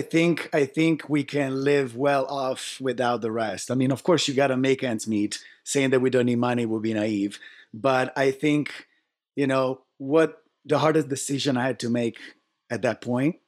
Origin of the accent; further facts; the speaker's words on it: Italy; moved away as an adult; now in United States; I was born and raised in Italy